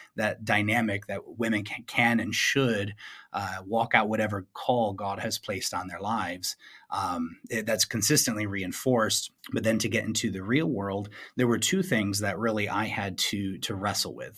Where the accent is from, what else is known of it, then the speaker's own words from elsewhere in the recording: Flint, Michigan, United States; my hometown of Flint, Michigan